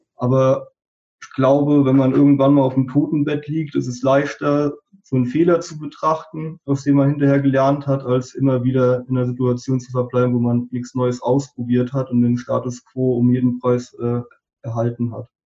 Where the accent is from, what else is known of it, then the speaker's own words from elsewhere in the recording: a small village in the Westerwald, Rhineland-Palatinate, Germany; moved away as an adult; kam ich ja auch wirklich aus einem kleinen Dorf im Westerwald